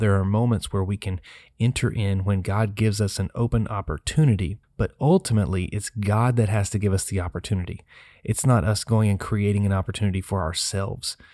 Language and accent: English; Tennessee, United States; the city of Nashville, my home state